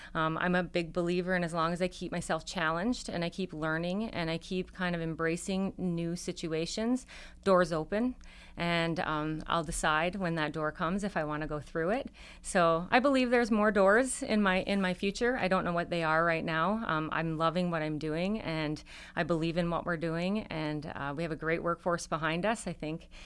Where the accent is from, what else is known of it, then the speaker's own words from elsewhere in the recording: Upper Michigan, United States; growing up in Upper Michigan